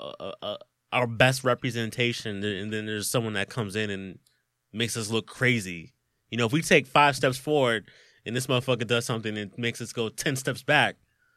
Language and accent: English; Philadelphia, Pennsylvania, United States; Yeah, I'm from Philly, and I think we all go through that point where we're at work